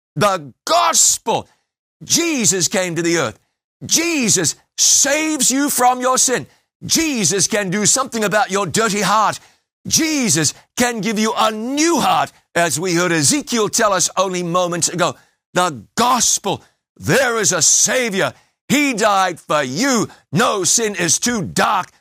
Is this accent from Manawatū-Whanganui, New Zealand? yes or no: no; Waikato, New Zealand; I grew up basically on the banks of the Waikato River.